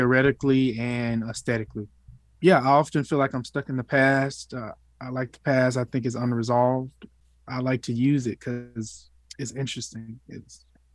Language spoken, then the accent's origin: English; West Memphis, Arkansas, United States; I grew up in West Memphis, Arkansas